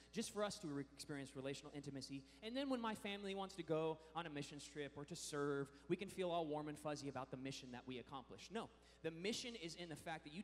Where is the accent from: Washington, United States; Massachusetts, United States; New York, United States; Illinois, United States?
Washington, United States; Washington, my home state.